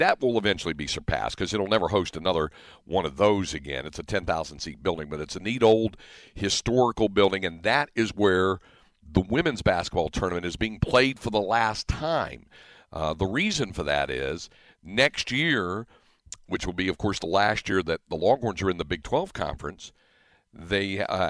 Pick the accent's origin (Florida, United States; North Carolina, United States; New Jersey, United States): North Carolina, United States; Greensboro; It does remind me a bit of when I grew up in North Carolina, what the ACC tournament meant to Greensboro, growing up in my hometown, what it was like there.